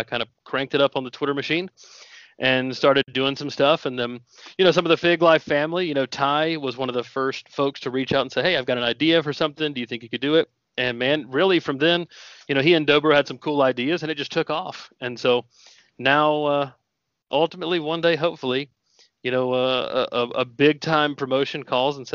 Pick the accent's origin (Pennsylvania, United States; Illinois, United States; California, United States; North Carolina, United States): North Carolina, United States; Indian Trail; I grew up in North Carolina